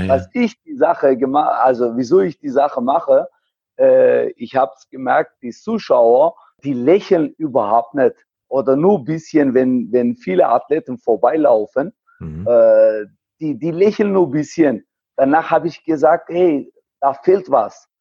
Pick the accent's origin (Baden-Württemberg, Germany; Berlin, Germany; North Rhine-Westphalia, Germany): Baden-Württemberg, Germany; Heilbronn; ich komme aus Heilbronn